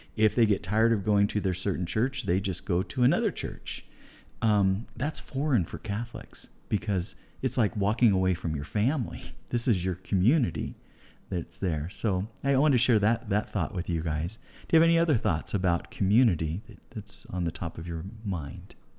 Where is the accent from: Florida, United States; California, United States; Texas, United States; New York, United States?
California, United States; moved away as an adult; also born or lived in Guatemala; now in Caldwell, United States; we're from California originally. My wife and I lived in Guatemala for a while as full-time missionaries, and we decided to land in Caldwell, Idaho